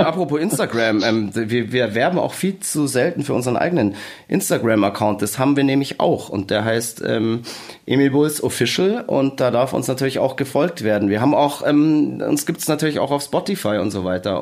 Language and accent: German; Bavaria, Germany; als Bayer